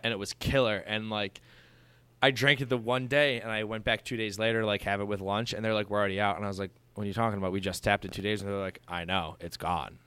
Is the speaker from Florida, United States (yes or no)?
no; Dunkirk, New York, United States; now in Buffalo, United States; I'm from Dunkirk, Fredonia, which is as, pretty much as small town as you can get in Western New York